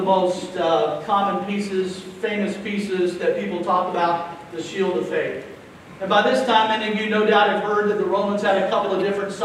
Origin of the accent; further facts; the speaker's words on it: Jacksonville, Florida, United States; I grew up here in Florida, not far from this very spot, in Jacksonville